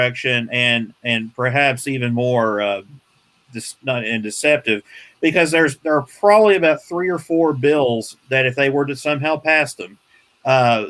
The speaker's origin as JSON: {"language": "English", "region": "Tennessee", "country": "United States", "tie": "born or raised there", "said": "My home state of Tennessee"}